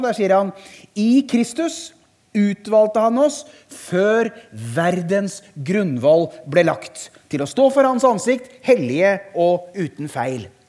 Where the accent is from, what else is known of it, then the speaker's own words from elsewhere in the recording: Harestua, Eastern Norway, Norway; moved away as an adult; now in Sørlandet, Norway; Jeg er født og oppvokst på Østlandet